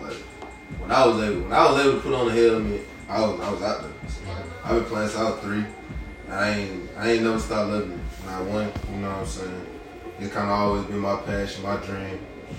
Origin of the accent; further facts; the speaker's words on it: Rockdale, Georgia, United States; moved away as an adult; now in Alabama, United States; man, I'm from Rockdale.